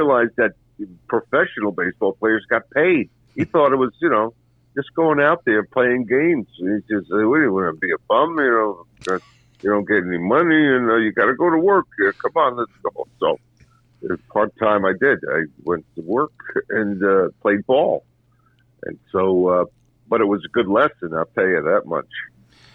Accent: New York City, New York, United States; growing up in Brooklyn, I used to watch the Knicks

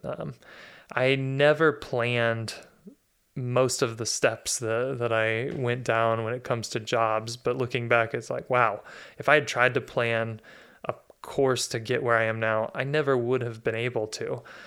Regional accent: Dallas, Texas, United States; So I was born in Dallas, Texas in 1982, and I grew up in a pretty comfortable middle class household

